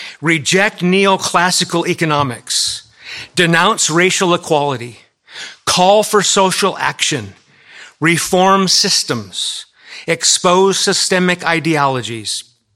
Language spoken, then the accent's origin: English; California, United States; now in Massachusetts, United States; First time I ever went to the church in Massachusetts, I came from California